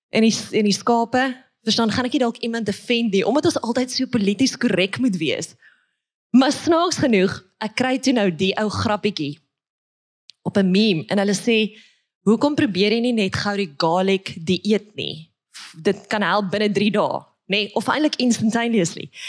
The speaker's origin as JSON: {"language": "Afrikaans", "town": "Witbank", "region": "Mpumalanga", "country": "South Africa", "tie": "born or raised there", "also_born_or_lived": "Pretoria", "moved": "yes", "said": "ek word gebore in Witbank"}